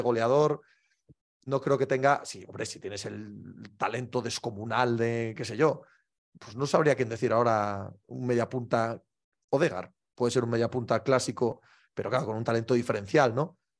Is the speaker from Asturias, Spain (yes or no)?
yes; Cangas del Narcea, Asturias, Spain; born or raised there